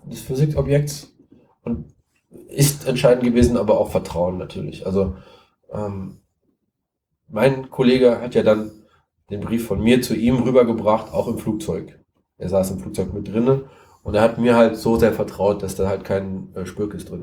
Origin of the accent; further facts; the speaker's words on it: Siegen, North Rhine-Westphalia, Germany; ich komme aus Siegen, ich wohne in Siegen